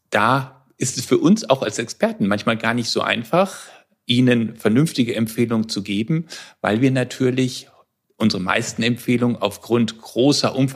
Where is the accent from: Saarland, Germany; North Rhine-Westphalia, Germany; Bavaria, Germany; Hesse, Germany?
Hesse, Germany; Frankfurt; Ich komme aus Frankfurt und beschäftige mich seit vielen Jahren mit chronisch entzündlichen Darmerkrankungen.